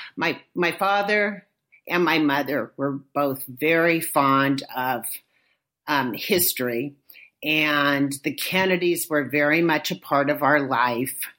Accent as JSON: {"language": "English", "town": "Inglewood", "region": "California", "country": "United States", "tie": "born or raised there", "moved": "as an adult", "lives_now": "Oakland, United States", "said": "I grew up in a little suburb of Los Angeles called Inglewood"}